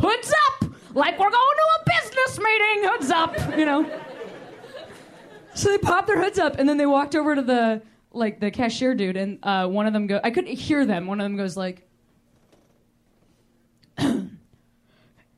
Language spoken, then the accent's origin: English; Chicago, Illinois, United States; moved away; Chicago's my hometown